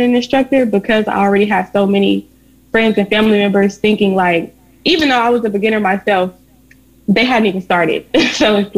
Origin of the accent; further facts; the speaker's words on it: Little Rock, Arkansas, United States; I live in Little Rock, Arkansas. I was raised in Little Rock, Arkansas.